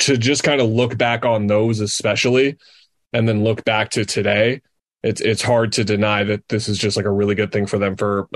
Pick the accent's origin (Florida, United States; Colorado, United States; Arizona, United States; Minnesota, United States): Arizona, United States; Phoenix; those of us who were born and raised in the Valley